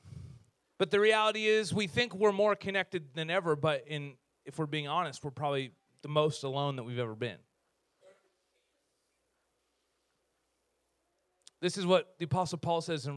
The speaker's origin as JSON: {"language": "English", "country": "Canada", "said": "in our culture as Canadians, like we're the nice people of the world"}